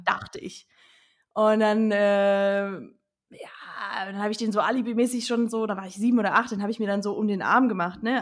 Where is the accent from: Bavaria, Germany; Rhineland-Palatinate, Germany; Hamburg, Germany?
Rhineland-Palatinate, Germany; accent: Palatinate dialect (Pfälzisch)